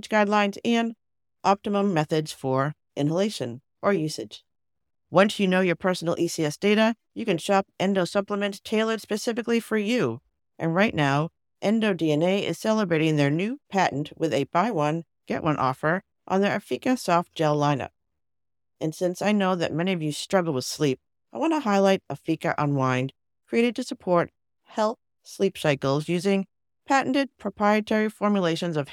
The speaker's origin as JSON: {"language": "English", "town": "Cambridge", "region": "Massachusetts", "country": "United States", "tie": "born or raised there", "said": "my hometown of Cambridge, Massachusetts"}